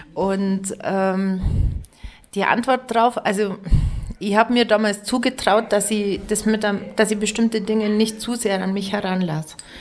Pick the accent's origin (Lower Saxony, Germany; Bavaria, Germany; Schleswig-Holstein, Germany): Bavaria, Germany; Lengenwang; accent: Allgäu dialect (Lengenwang); now in Pfronten, Germany; ich kann Dialekt, ähm, originär natürlich Längerwanger, Bethlehem, ich komme aus dem Ortsteil Bethlehem, Bethlehemer Dialekt.